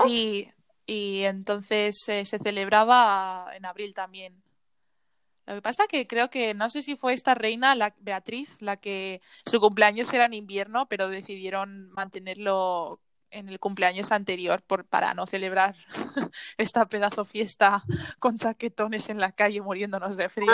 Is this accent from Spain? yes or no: yes; Spain; moved away as an adult; now in Netherlands; yo que vengo de España